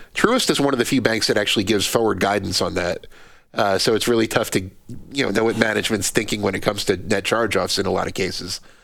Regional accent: New Jersey, United States; I'm from New Jersey

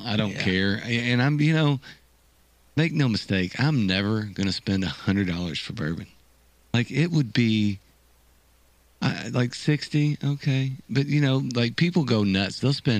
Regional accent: Fairdale, Kentucky, United States; I grew up in Fairdale. It ain't much different.

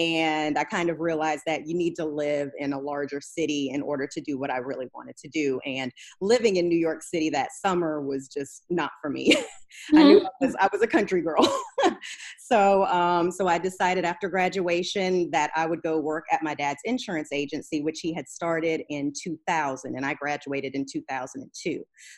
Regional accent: Germany; now in United States; So yeah, I grew up in Germany. Then we moved to the States

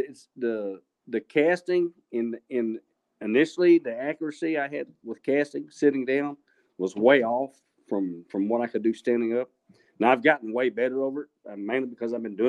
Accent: Abilene, Texas, United States; moved away as an adult; now in Killeen, United States; I grew up in the Abilene area

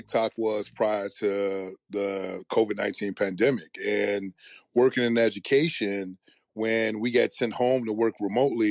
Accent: Chicago, Illinois, United States; back in the city that I'm born and raised in a community not far from where I was raised on the West Side

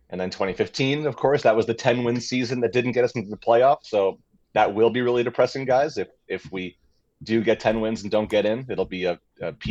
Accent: New York, United States; now in Los Angeles, United States; I'm from New York.

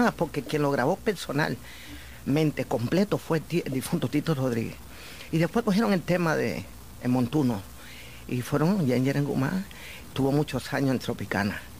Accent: Havana, Cuba; Nací en La Habana.

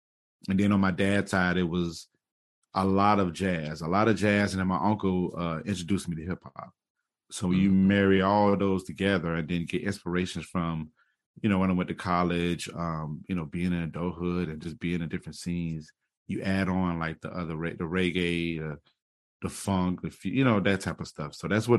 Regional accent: Jacksonville, Florida, United States; also born or lived in Tacoma, Washington; So I'm from the, Jacksonville, Florida. I was originally born in Tacoma, Washington, but I was only there for, you know, a spell. But home is Jacksonville, Florida. I'm a military brat.

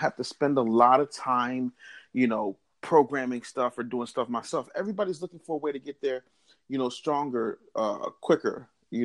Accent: Philadelphia, Pennsylvania, United States; I came from Philadelphia, where I still live and reside

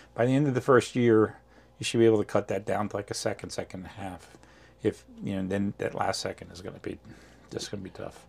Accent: New Jersey, United States; now in Memphis, United States; originally from New Jersey

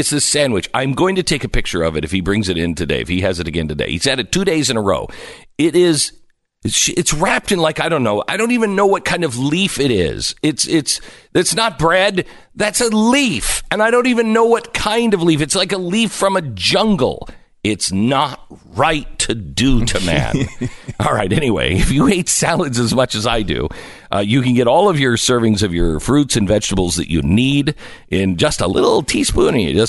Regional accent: Seattle, Washington, United States; And look, I grew up in Seattle.

